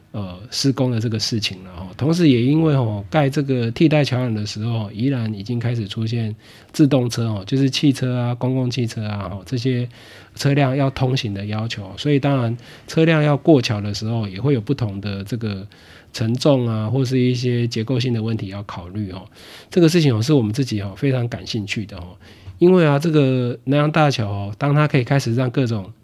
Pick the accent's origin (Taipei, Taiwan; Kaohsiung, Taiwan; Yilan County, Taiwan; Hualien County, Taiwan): Yilan County, Taiwan; moved away; 我自己，哦，也是这个西南长大念书的宜兰囡娜，哦，那从外地返乡之后到现在，哦，也一直都住在西南这边